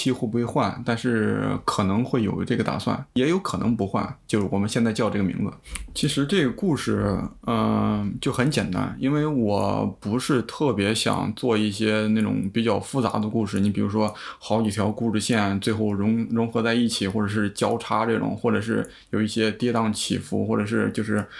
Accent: Shandong, China; moved away as an adult; now in Europe; 我来自山东

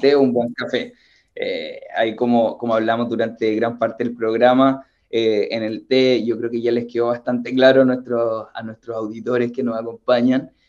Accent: Chile; nosotros, como chilenos

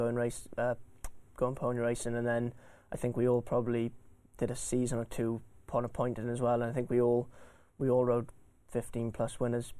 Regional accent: Welsh, Wales, United Kingdom; being Welsh, you know, the first Welsh winner for however many years it was

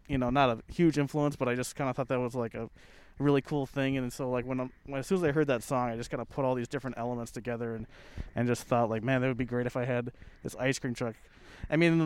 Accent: Minnesota, United States; growing up around Minnesota

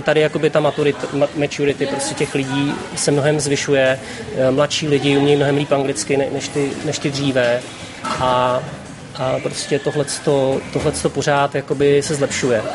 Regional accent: Czechia; moved away as an adult; now in Vietnam; my Češi

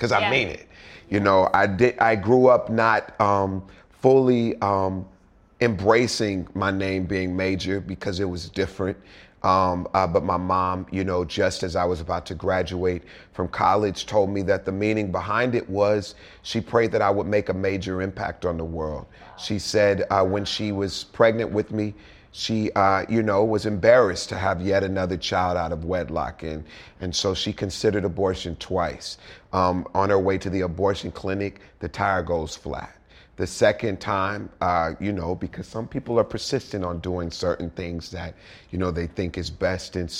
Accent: Houston, Texas, United States; moved away as an adult; now in Hollywood, United States; I'm originally from Houston, Texas. I grew up there, big blended family of 10 siblings

